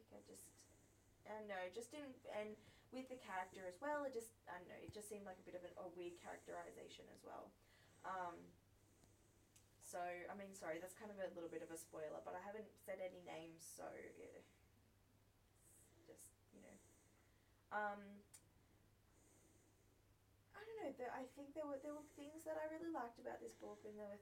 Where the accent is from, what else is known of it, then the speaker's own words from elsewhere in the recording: Australia; As an Australian